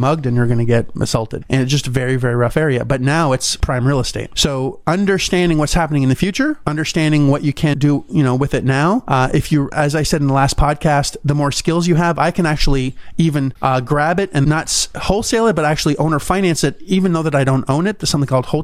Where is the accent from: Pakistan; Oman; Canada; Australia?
Canada; now in United States; a Canadian